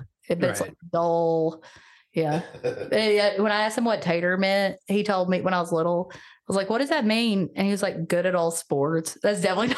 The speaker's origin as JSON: {"language": "English", "town": "Maryville", "region": "Tennessee", "country": "United States", "said": "I'm also from Maryville. I'm not from Knoxville."}